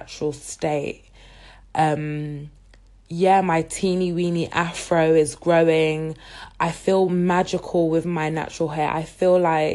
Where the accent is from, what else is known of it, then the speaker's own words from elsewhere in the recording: London, United Kingdom; I was born and raised in the UK, in London, but my heritage is Nigerian